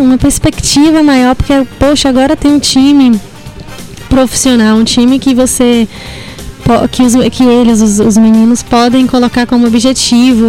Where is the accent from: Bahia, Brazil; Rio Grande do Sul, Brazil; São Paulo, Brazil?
Bahia, Brazil; Ipiaú; Eu que sou de Piauí